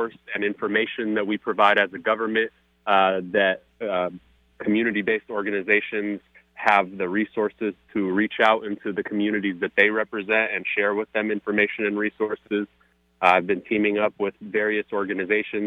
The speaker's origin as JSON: {"language": "English", "town": "Seattle", "region": "Washington", "country": "United States", "tie": "born or raised there", "also_born_or_lived": "California / Philadelphia", "said": "I grew up in South Seattle"}